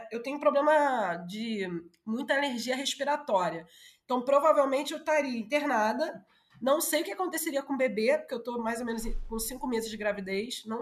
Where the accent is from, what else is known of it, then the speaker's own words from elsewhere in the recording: Brazil; porque eu cresci na Zona Norte